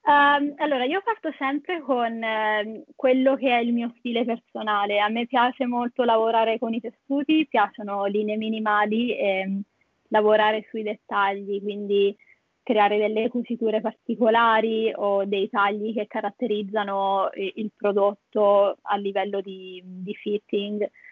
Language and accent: Italian; Italy; also born or lived in Perth, Australia; now in Sydney, Australia; che abbiamo in Italia